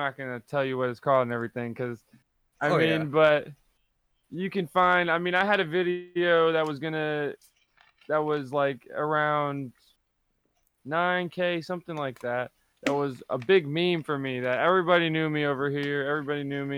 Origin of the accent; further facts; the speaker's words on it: New York City, New York, United States; I'm in my parents' house right now. I'm in Dyckman, New York, in Manhattan